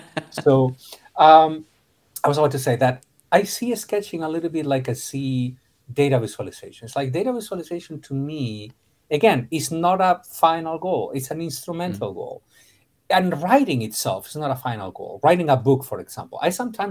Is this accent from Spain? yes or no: yes; A Coruña, Galicia, Spain; English is a second language; moved away as an adult; also born or lived in Madrid / Chapel Hill, North Carolina / Brazil; now in Miami, United States; I was born in Spain, northwestern Spain. So I am a Galician. Okay. I was born in Galicia, in La Coruña.